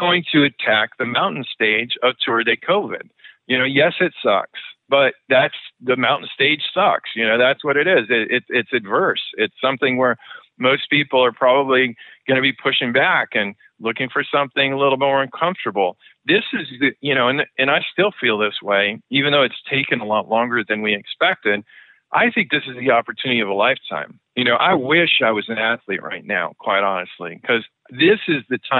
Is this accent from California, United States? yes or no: no; Oregon, United States; I'm originally from Oregon